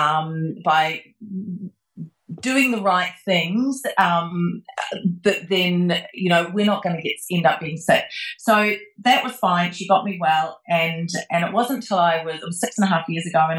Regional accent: New Zealand; moved away; back when I lived in New Zealand, I became a registered nurse after I left school

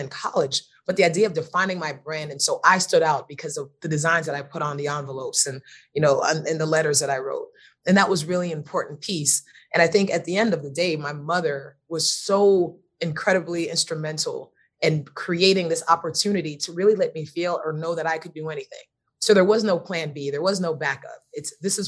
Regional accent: Miami, Florida, United States; I'm originally from Miami. My mother was from Belize and my father was from Jamaica. So I was first generation born in the United States.

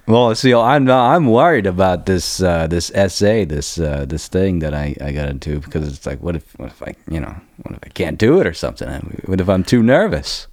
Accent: Heidelberg, Baden-Württemberg, Germany; moved away; I was born in, I, uh, Heidelberg, Germany, where the biggest American base

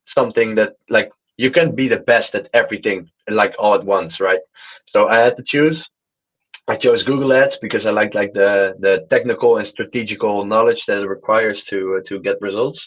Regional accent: Netherlands; moved away as an adult; now in Malaga, Spain; I'm from the Netherlands. I am currently in Malaga in Spain

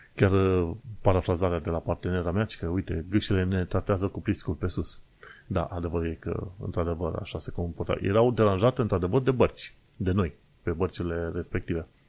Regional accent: Romania; now in United Kingdom; sunt singurul român din UK uh, care face podcast în modul clasic

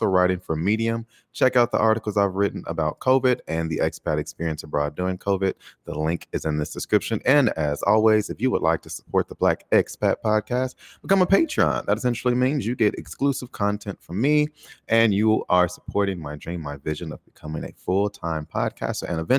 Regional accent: Chicago, Illinois, United States; moved away as an adult; now in Taiwan; I'm from Chicago

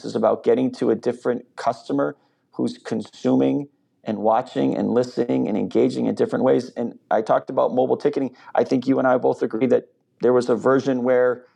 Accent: East Coast, United States; moved away as an adult; now in Minneapolis, United States; I'm from the East Coast, so I'm not from Minnesota

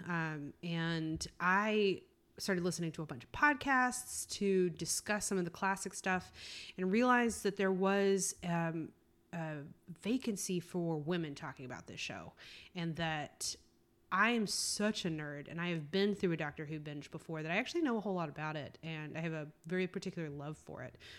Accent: South Carolina, United States; moved away as an adult; I grew up in South Carolina

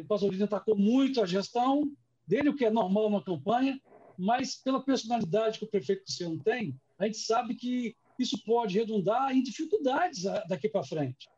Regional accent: Vila Velha, Espírito Santo, Brazil; Eu sou de Vila Velha

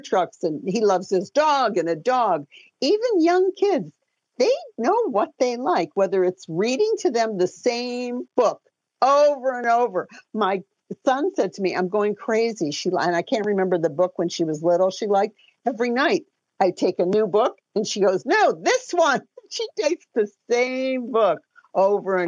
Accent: Detroit, Michigan, United States; I'm from Detroit

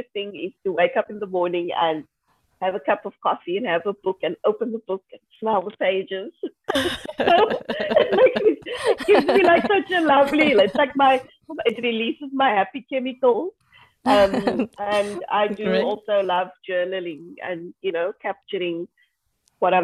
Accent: South Africa; I'm from South Africa. I live in Cape Town.

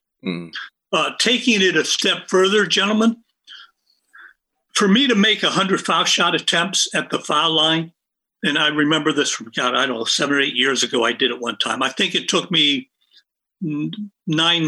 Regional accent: Pittsburgh, Pennsylvania, United States; also born or lived in Indiana; I grew up in Pittsburgh after moving from Indiana, Western PA

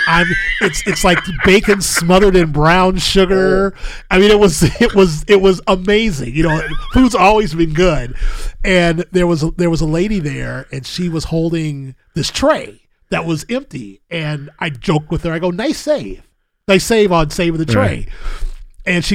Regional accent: Milwaukee, Wisconsin, United States; I'm from Milwaukee

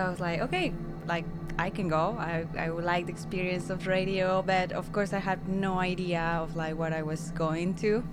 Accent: San Luis Potosí, Mexico; English is a second language; moved away; I'm from Mexico, San Luis Potosi.

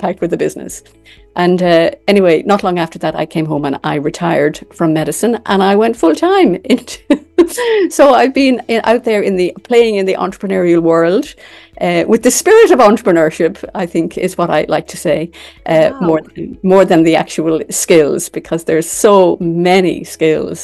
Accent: Ireland; I'm from Ireland.

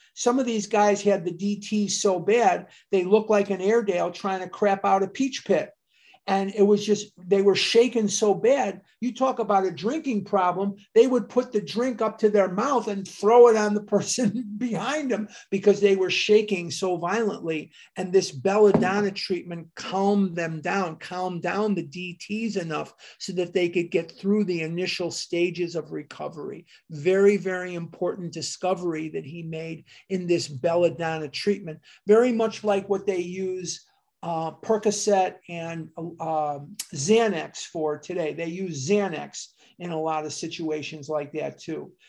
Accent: Chicago, Illinois, United States; Dr. Benjamin Rush actually has a street named after him in my hometown. Rush Street in Chicago is named for Benjamin Rush

